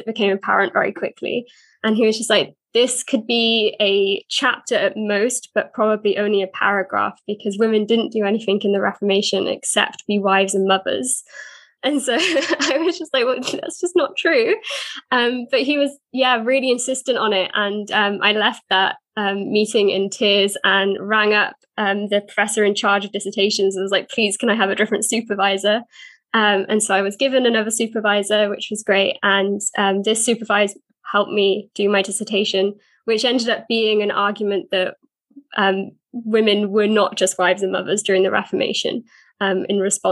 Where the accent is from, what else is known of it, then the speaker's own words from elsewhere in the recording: South Wales, United Kingdom; I'm from South Wales and I work for a church here